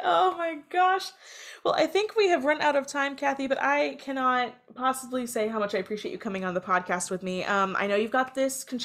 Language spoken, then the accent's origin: English; Texas, United States; now in Miami, United States; I'm from Texas